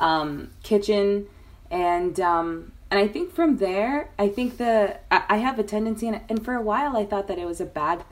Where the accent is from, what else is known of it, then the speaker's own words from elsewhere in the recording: Miami, Florida, United States; I was raised in Miami, Florida